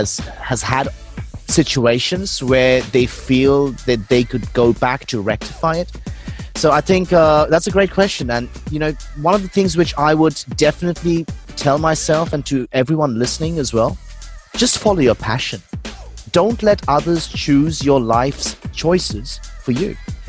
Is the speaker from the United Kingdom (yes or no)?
no; Melbourne, Victoria, Australia; now in Singapore; Like, I'm originally from Melbourne. I've been in Australia for over 11 years. So I've been in Singapore now for about six.